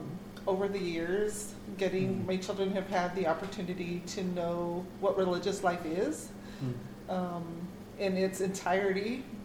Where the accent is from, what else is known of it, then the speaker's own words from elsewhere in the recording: Albuquerque, New Mexico, United States; I am from Albuquerque, New Mexico, deep in the Southwest.